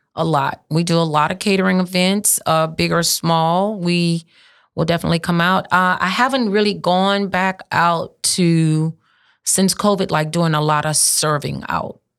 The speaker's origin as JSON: {"language": "English", "area": "St. Martin Parish", "region": "Louisiana", "country": "United States", "said": "I'm from St. Martin Parish."}